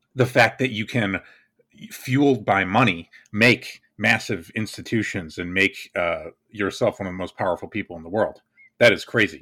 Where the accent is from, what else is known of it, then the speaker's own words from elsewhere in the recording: United States; I'm American